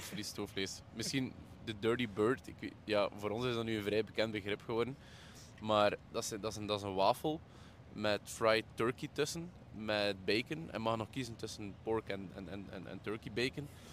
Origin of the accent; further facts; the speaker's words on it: Belgium; En daar is waar dat wij als Belgen dan een klein beetje in, in, in tekort komen.